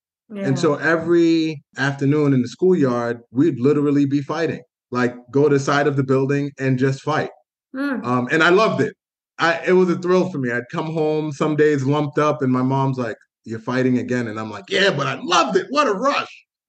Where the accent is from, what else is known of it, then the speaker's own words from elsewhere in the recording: Boston, Massachusetts, United States; English is a second language; also born or lived in Canada; After I left Canada when I was around 5 or 6 and started school in the United States, I went to the Thomas J. Kenney School in Dorchester, and I was in ESL initially.